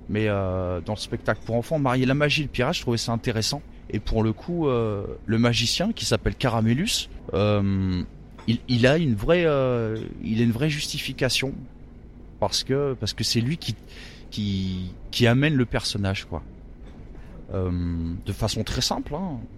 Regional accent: Lyon, Auvergne-Rhône-Alpes, France; euh, À Lyon, à Lyon. Ouais.

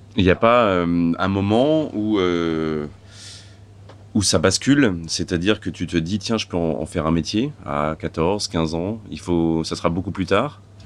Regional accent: Lyon, Auvergne-Rhône-Alpes, France; ma ville natale et ça me fait plaisir. on est à, à Lyon

